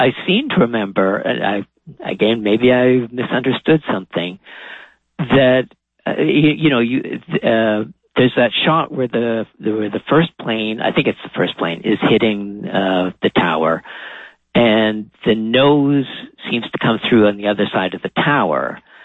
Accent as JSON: {"language": "English", "town": "Châteauguay", "region": "Quebec", "country": "Canada", "tie": "born or raised there", "also_born_or_lived": "Montreal", "moved": "as an adult", "lives_now": "Toronto, Canada", "said": "I was born in Montreal, but grew up outside in one of the suburbs, uh, okay. a place called Chateauguay"}